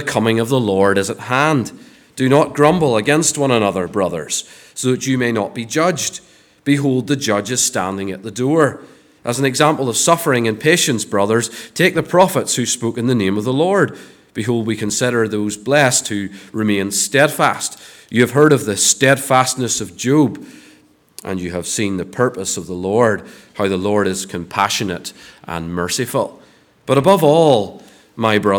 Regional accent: Ballymena, Northern Ireland, United Kingdom; moved away; I come from Ballymena

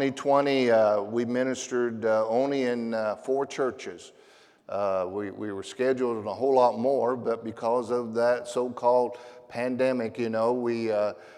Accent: Tulsa, Oklahoma, United States; I am from Tulsa, Oklahoma

